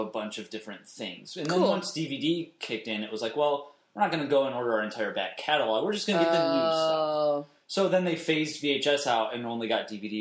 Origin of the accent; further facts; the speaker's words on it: Rochester, New York, United States; moved away as an adult; now in Chicago, United States; I grew up in Rochester, New York